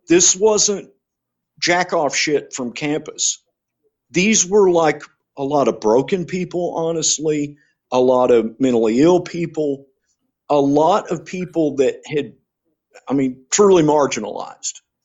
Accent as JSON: {"language": "English", "region": "England", "country": "United Kingdom", "said": "I'm English"}